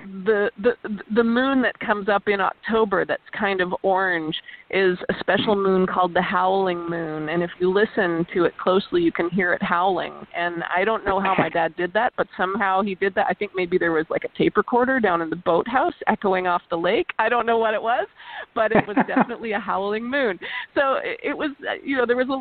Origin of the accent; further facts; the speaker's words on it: Port Carling, Ontario, Canada; growing up in Muskoka, I grew up in outside Port Carling in Muskoka